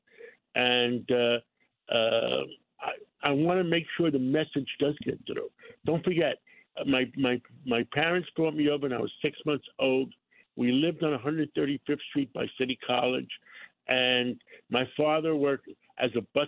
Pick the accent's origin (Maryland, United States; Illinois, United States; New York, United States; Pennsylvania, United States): New York, United States; born or raised there; English is a second language